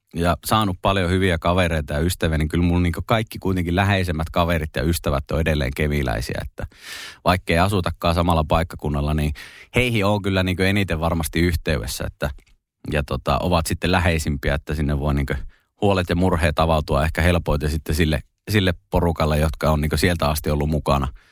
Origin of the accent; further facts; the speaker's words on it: Kemi, Lapland, Finland; moved away; also born or lived in Espoo / Kirkkonummi; Ja onneksi sitten muuttivatkin takaisin kemiin ja mäkin sitten kaksivuotiaana sinne näin. Ja pidän kyllä itseäni niin ihan täysverisenä kemiläisenä